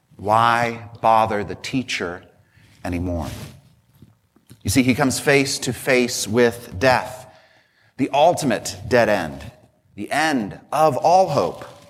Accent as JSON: {"language": "English", "town": "Colorado Springs", "region": "Colorado", "country": "United States", "tie": "born or raised there", "moved": "yes", "said": "my hometown of Colorado Springs"}